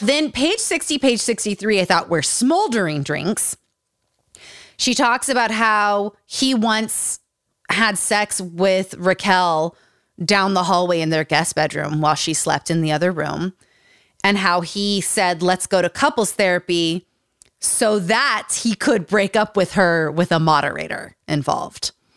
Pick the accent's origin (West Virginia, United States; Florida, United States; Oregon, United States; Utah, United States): Utah, United States; Growing up in Utah